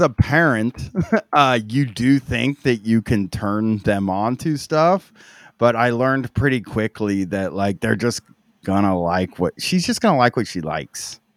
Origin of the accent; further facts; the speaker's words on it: Groveport, Ohio, United States; in Groveport where I grew up